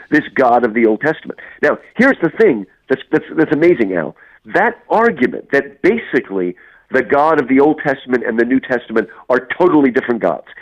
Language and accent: English; United States; now in Houston, United States; I grew up in New Jersey, New York